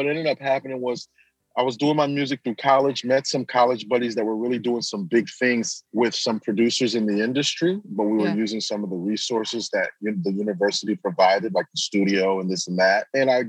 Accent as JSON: {"language": "English", "town": "Grand Rapids", "region": "Michigan", "country": "United States", "tie": "born or raised there", "said": "I'm actually born to mother and father, Nigerian parents. Okay. I am American born though. So I'm somewhat of a hybrid. I have been back home three times to Nigeria over the years, but I grew up in Grand Rapids, Michigan"}